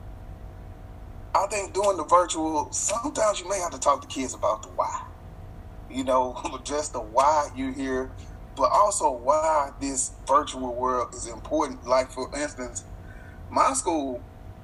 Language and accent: English; Shreveport, Louisiana, United States; moved away as an adult; now in Houston, United States; I was a para in Shreveport, Louisiana, which is my hometown